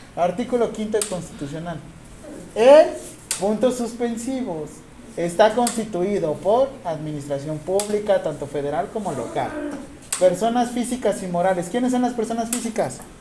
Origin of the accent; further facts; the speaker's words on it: Acapulco, Guerrero, Mexico; yo soy de Acapulco